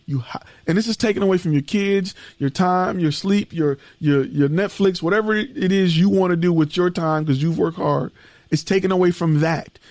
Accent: Detroit, Michigan, United States; I am born and raised in Detroit, from Detroit, Michigan

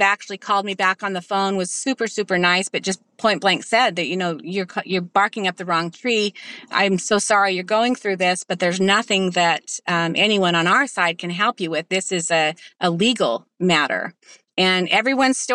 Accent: Utah, United States; moved away; We are from Utah.

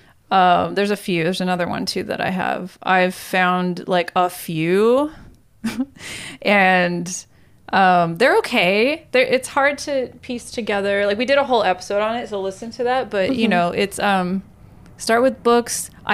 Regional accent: Azores, Portugal; I'm from the Azores.

